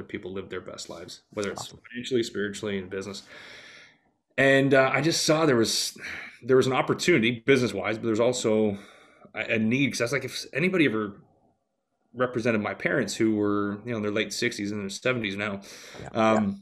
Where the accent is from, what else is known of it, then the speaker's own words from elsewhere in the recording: Stoney Creek, Ontario, Canada; moved away as an adult; also born or lived in Houston; decided to move back to my hometown of Stoney Creek, Ontario about 6 years ago